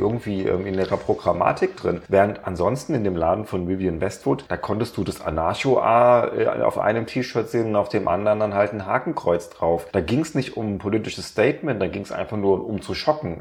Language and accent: German; Germany